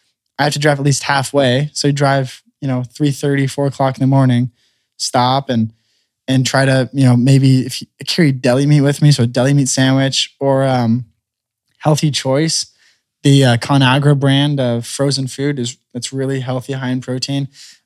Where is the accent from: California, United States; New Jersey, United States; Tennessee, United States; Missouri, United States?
California, United States; So when I grew up racing micros in California and midgets